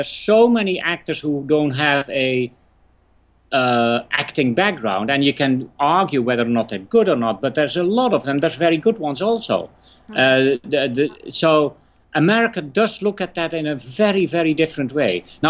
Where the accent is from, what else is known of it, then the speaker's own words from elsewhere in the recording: England, United Kingdom; I weirdly enough didn't know him because I came from England, so I didn't know how popular he was.